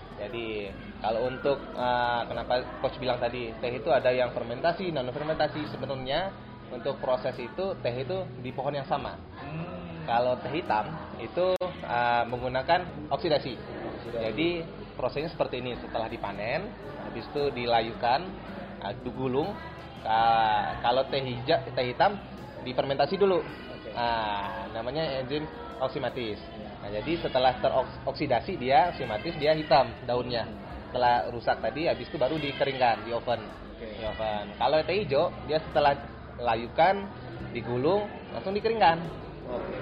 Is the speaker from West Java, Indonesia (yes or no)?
no; West Sumatra, Indonesia; Saya berasal dari Sumatera Barat.